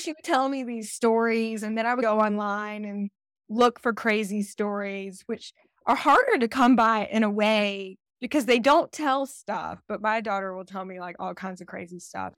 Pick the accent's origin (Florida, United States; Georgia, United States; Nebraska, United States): Georgia, United States; also born or lived in Decatur, Georgia; I'm from Georgia